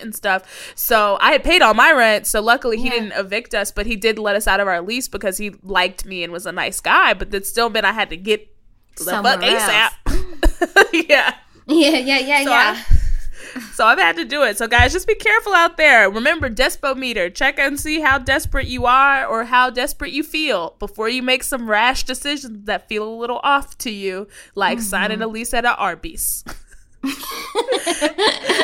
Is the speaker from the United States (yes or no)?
yes; Texas, United States; I'm from Texas